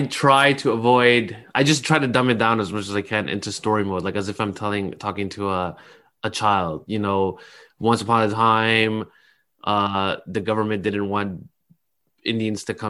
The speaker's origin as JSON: {"language": "English", "country": "Canada", "tie": "born or raised there", "said": "I grew up in Canada"}